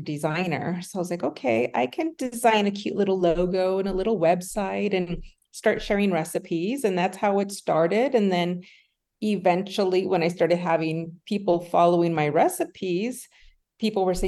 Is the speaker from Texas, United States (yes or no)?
yes; El Paso, Texas, United States; moved away as an adult; now in Highlands Ranch, United States; I am originally from El Paso, Texas, born and raised. I now live in Highlands Ranch, Colorado